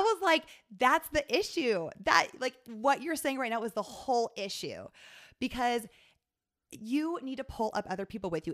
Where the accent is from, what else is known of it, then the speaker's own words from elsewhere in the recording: Sioux Falls, South Dakota, United States; moved away as an adult; also born or lived in Atlanta; I was from Sioux Falls.